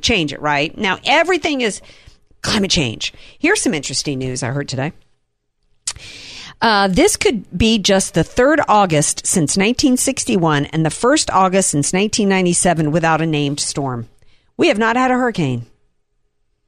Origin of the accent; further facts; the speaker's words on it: the South, United States; moved away; I grew up in the South. We had hurricanes every year